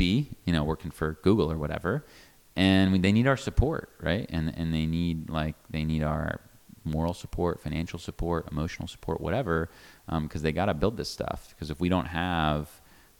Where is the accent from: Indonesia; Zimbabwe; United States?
United States; an American